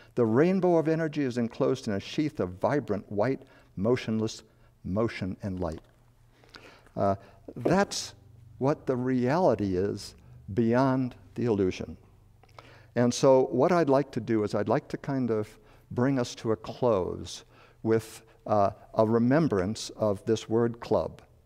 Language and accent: English; Chicago, Illinois, United States; moved away as an adult; also born or lived in Madison, Wisconsin; I was born and raised in Chicago, moved to a farm in northern Illinois near Wisconsin